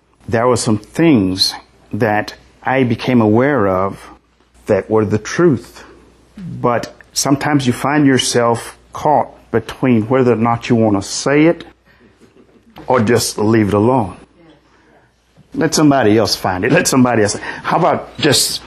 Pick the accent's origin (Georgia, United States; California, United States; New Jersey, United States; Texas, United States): Texas, United States; Brazoria; accent: southern; excuse my southern accent, but I'm from Brazoria